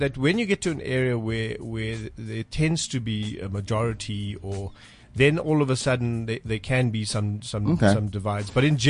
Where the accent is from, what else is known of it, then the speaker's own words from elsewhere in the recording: India; you get Christian people, Hindu people, Muslim people, and we're all Indian at the end of the day.